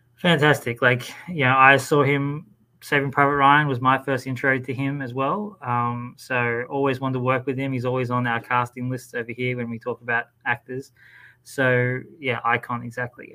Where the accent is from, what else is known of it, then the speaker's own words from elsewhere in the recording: Australia; in my home country.